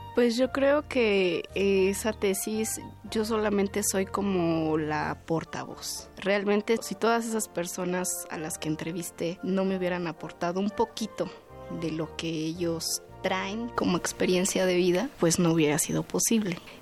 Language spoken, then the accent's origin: Spanish; Mexico City, Mexico; Yo soy originaria de Milpa Alta, que es uno de los pueblos